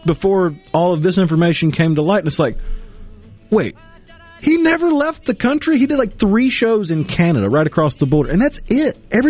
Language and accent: English; Tupelo, Mississippi, United States; growing up in Tupelo, …'s birthplace, I vividly remember growing up and having all these people from around the world coming to see his birthplace in my hometown.